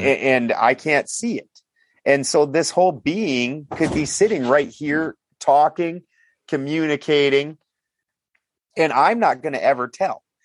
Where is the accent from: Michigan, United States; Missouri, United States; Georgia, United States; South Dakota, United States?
South Dakota, United States; also born or lived in Richfield, Minnesota / Bloomington, Minnesota; now in California, United States; I'm from South Dakota